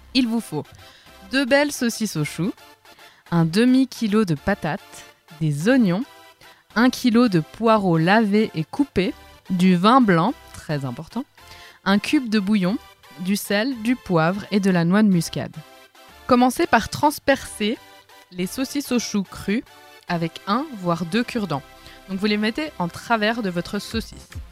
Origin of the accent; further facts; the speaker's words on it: Lausanne, Vaud, Switzerland; mon lieu d'origine, c'est Lausanne. Et je suis une pure vaudoise.